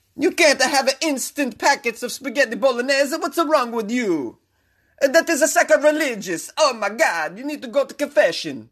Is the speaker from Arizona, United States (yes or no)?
no; Massachusetts, United States; now in Los Angeles, United States; which is my home state.